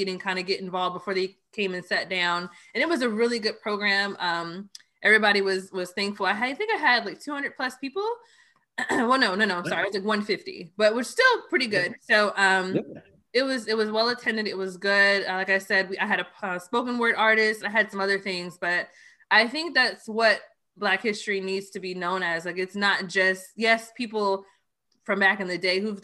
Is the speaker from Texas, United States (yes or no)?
yes; Austin, Texas, United States; I'm from Austin, Texas. And one thing that I always appreciated about living in Austin